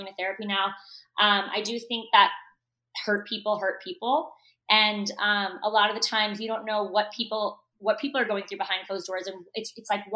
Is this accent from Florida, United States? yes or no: yes; Parkland, Florida, United States; I grew up in Parkland, Florida.